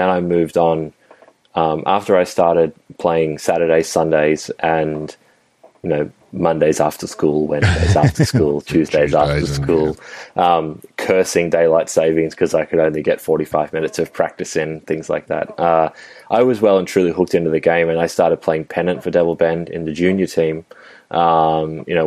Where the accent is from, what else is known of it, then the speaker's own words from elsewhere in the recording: Melbourne, Victoria, Australia; someone who grew up in Melbourne